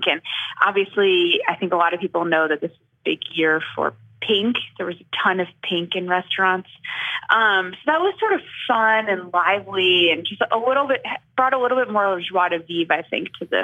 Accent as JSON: {"language": "English", "town": "Chicago", "region": "Illinois", "country": "United States", "moved": "yes", "said": "I am from Chicago"}